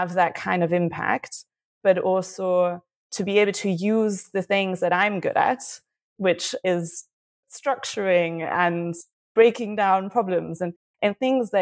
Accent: Berlin, Germany; moved away as an adult; also born or lived in United Kingdom; I'm from Germany, I'm from Berlin, and I was living in the UK at the time

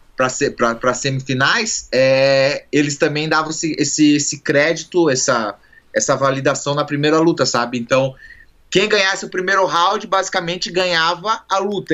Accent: Joinville, Santa Catarina, Brazil; now in United States; eu sou de Joinville e Santa Catarina

